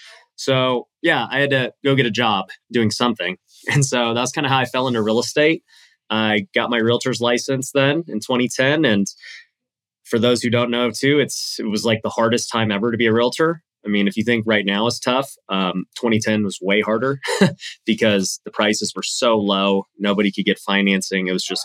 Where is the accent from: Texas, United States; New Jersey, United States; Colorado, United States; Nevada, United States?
Nevada, United States; Las Vegas; Born and raised in Las Vegas.